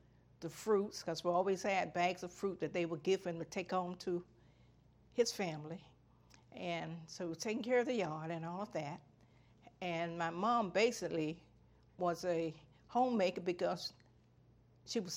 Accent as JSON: {"language": "English", "town": "Hobe Sound", "region": "Florida", "country": "United States", "tie": "born or raised there", "said": "I was born here in the Banner Lake area, Hope Sound, Florida, in the house that I currently reside in."}